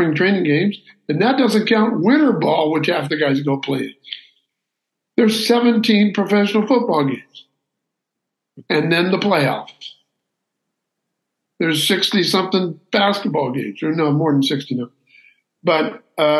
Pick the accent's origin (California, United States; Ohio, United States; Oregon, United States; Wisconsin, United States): California, United States; Santa Barbara; I'm from Santa Barbara, California